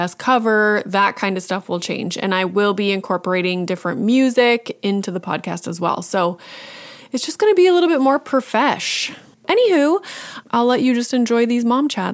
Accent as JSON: {"language": "English", "country": "Canada", "said": "as a Canadian, I have some experience like leaving Canada and going somewhere else"}